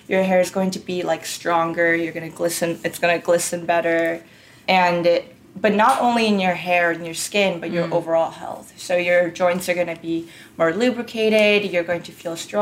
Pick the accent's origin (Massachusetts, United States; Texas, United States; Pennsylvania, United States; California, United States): California, United States; Orange County; also born or lived in Seoul, South Korea / New York; now in Los Angeles, United States; I grew up in Orange County